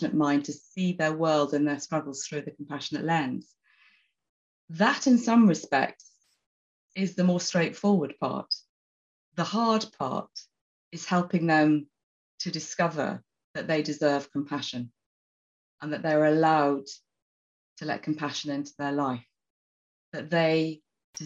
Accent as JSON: {"language": "English", "town": "Oxford", "region": "South East England", "country": "United Kingdom", "said": "I'm actually from Oxford. I'm sitting in Oxford at the moment"}